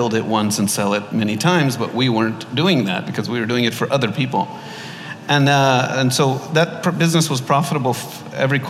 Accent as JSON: {"language": "English", "town": "Los Angeles", "region": "California", "country": "United States", "tie": "born or raised there", "moved": "as an adult", "lives_now": "Dubai, United Arab Emirates", "said": "My parents are Egyptian. I was born in Los Angeles. Lived there most of my life"}